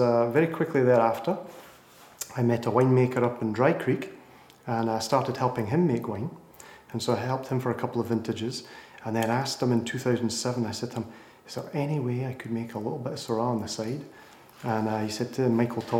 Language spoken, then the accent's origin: English; Scotland, United Kingdom; moved away as an adult; also born or lived in France; now in Sonoma, United States; A little bit further east and a little bit further north of Texas, actually, in Scotland